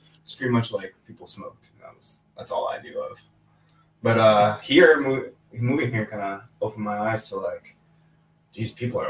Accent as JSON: {"language": "English", "town": "Flint", "region": "Michigan", "country": "United States", "tie": "born or raised there", "moved": "yes", "lives_now": "Hermosa Beach, United States", "said": "where I'm from Flint, Michigan"}